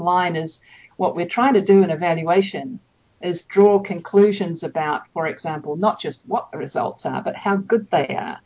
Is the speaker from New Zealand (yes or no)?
yes; New Zealand; moved away as an adult; also born or lived in Japan / United States; I grew up in New Zealand.